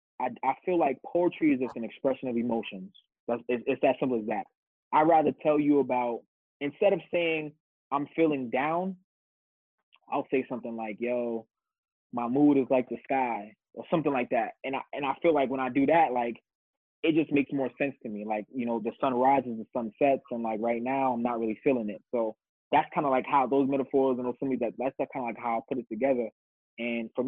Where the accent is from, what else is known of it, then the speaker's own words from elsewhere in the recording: New York City, New York, United States; also born or lived in Wisconsin / Jamaica; I'm born and raised in the Bronx